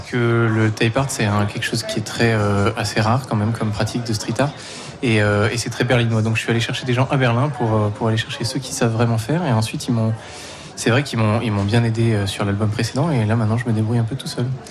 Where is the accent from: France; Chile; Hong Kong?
France; Provence-Alpes-Côte d'Azur; je viens de Provence, euh, de l'ensemble en provence petit village en Provence.